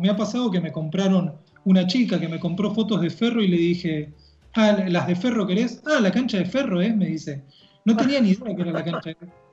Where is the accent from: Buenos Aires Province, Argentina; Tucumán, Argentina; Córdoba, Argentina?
Buenos Aires Province, Argentina; Los Polvorines; now in La Plata, Argentina; Yo me crié en un barrio que se llama Los Polvorines